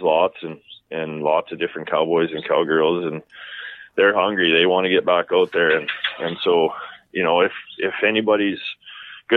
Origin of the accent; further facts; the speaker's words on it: Medicine Hat, Alberta, Canada; also born or lived in southwestern Saskatchewan / Calgary; I grew up in Medicine Hat